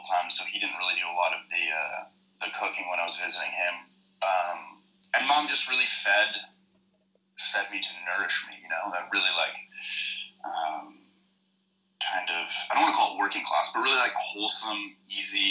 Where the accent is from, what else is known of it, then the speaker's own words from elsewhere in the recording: Squamish, British Columbia, Canada; moved away as an adult; also born or lived in Vancouver; now in Christchurch, New Zealand; my hometown, Squamish